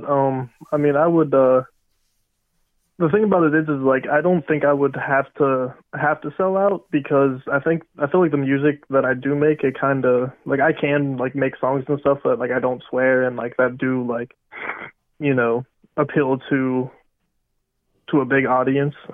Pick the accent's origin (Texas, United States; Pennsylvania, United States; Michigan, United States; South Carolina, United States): Pennsylvania, United States; Rural Valley; Shout out Rural Valley. That's uh, my hometown.